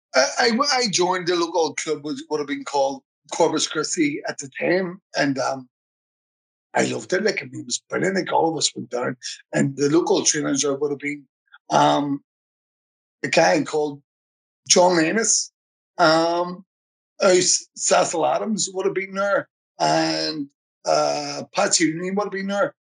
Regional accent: Belfast, Northern Ireland, United Kingdom; I was born in Ballymurphy, um, 1971, 4th, November, 4th November 1971

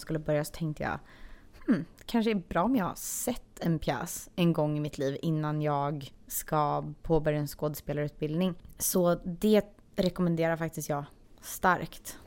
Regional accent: Sweden; moved away as an adult; now in Los Angeles, United States; vi är de två enda svenska i butiken

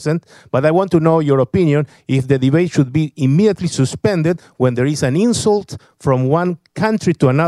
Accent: Argentina; I want to mention that I'm a journalist from Argentina.

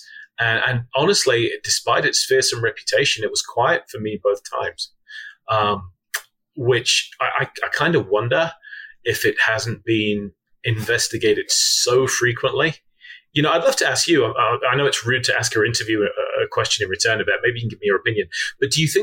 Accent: Midlands, United Kingdom; now in United States; I grew up in the Midlands in the UK.

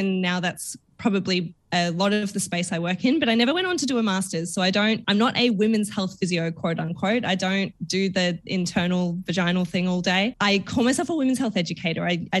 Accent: Werribee, Victoria, Australia; I grew up in little town. It was littler when I grew up there, but it was still very much suburbia in a place called Werribee in Melbourne. So out in the west side for anyone Melbourne based.

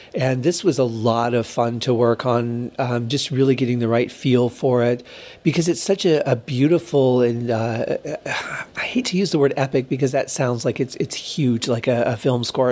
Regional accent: Michigan, United States; now in Las Vegas, United States; growing up in Michigan and what the winters were like

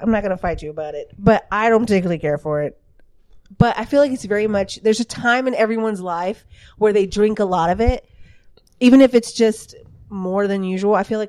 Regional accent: the South, United States; Like I said, we're from the South.

